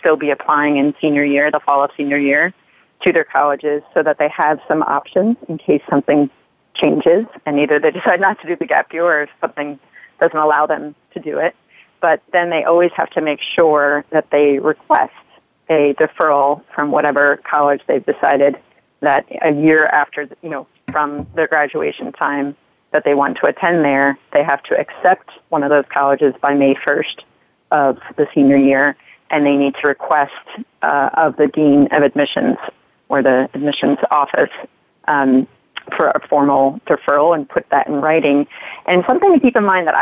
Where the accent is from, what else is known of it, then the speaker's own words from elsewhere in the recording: New York, United States; moved away as an adult; also born or lived in Midwest; growing up in New York, going to school in the Midwest